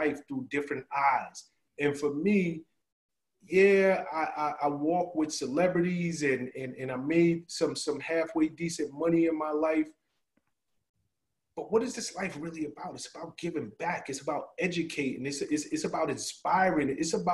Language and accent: English; New York City, New York, United States; I'm from the South Bronx, so I lacked a lot of things